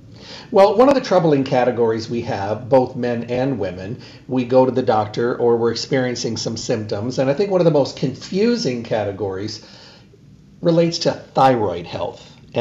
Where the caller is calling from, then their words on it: Arizona, United States; I'm calling from Arizona today and then up to Los Angeles tomorrow.